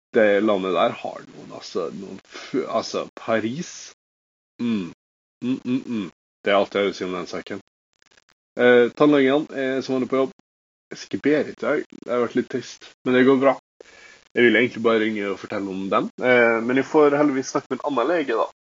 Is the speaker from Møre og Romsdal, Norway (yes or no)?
yes; Molde, Møre og Romsdal, Norway; moved away; jeg har fastlege hjemme i Molde